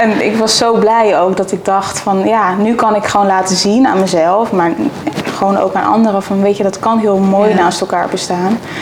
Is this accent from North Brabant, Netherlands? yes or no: no; Zevenaar, Gelderland, Netherlands; also born or lived in Amsterdam; ik kom uit Zevenaar